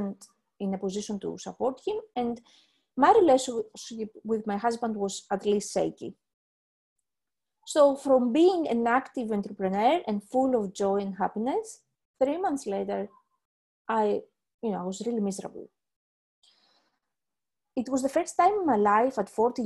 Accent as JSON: {"language": "English", "country": "Greece", "moved": "yes", "lives_now": "Leeds, United Kingdom", "said": "I am originally from Greece. I live in the UK, in Leeds"}